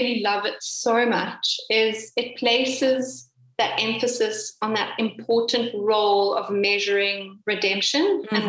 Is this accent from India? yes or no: no; Cape Town, Western Cape, South Africa; I am indeed from Cape Town.